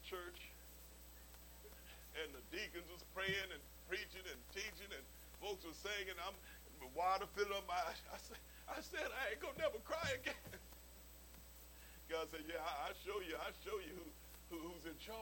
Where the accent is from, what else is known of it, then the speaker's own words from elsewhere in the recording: Okmulgee, Oklahoma, United States; Okmulgee, my hometown down in Oklahoma?